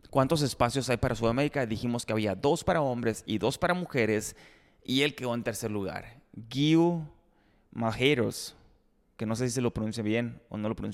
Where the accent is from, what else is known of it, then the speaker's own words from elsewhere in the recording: Ciudad Obregón, Sonora, Mexico; Si soy de Obregón, soy de la lengua hispana, pues.